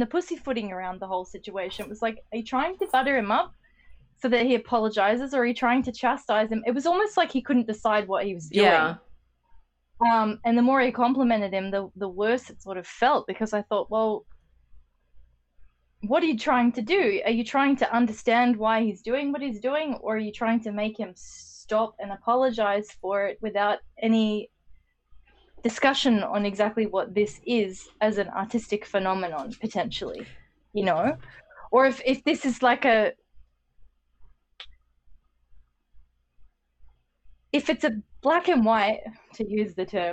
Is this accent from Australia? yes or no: yes; Australia; being Australian